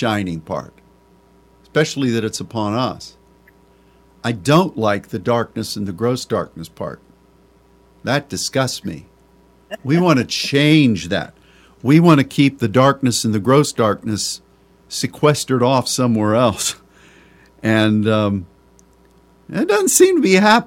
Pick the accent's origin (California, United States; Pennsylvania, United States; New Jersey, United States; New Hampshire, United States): Pennsylvania, United States; moved away; also born or lived in Texas; Texas is my home state. But the land of my upbringing, Pennsylvania